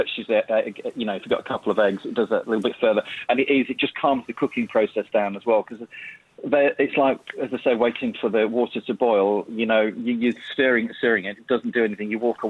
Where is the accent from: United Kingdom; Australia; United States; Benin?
United Kingdom; Yorkshire and the Humber; I grew up, I'm a Yorkshire lad